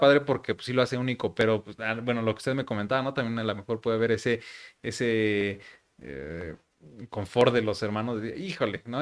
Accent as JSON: {"language": "Spanish", "country": "Mexico", "said": "así somos los mexicanos"}